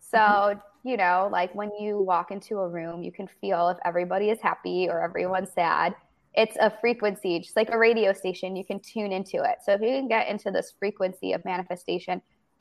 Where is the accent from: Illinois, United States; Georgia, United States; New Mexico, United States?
Illinois, United States; moved away as an adult; also born or lived in Arizona; now in Los Angeles, United States; I'm from Illinois.